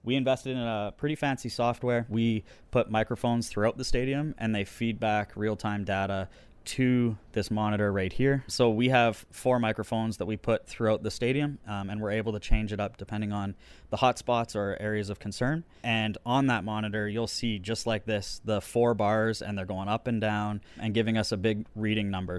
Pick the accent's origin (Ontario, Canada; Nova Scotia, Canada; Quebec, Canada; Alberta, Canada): Alberta, Canada; also born or lived in Saskatoon, Saskatchewan; now in Regina, Canada; I was born in Saskatoon, but I grew up in Alberta